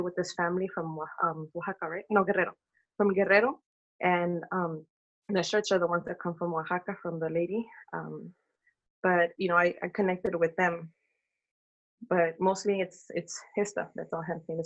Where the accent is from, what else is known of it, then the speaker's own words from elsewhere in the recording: Oakland, California, United States; I was born and raised in Oakland